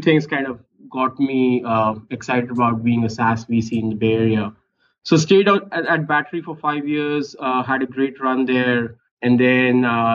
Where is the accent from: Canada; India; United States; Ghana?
India; moved away as an adult; I grew up in India, studied there, went to IIT for my undergrad in engineering, straight away went to business school in India